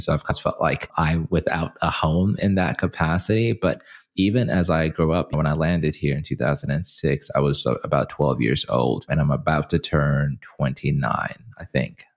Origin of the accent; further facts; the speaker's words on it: Zimbabwe; now in United States; in my hometown country, where I'm from, Zimbabwe